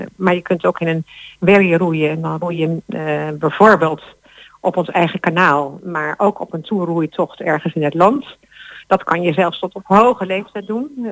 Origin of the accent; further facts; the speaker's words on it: Netherlands; als Nederlanders